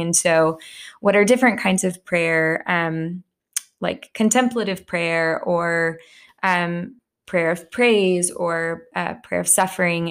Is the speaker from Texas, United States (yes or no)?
yes; Plano, Texas, United States; I grew up in Plano in a home with two parents that were also Christians.